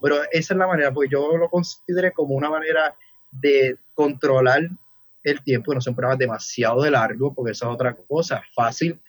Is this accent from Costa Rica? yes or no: no; Ponce, Puerto Rico; now in Vega, Puerto Rico; naturalmente de Ponce, pero vivo en Vega ya hace varios años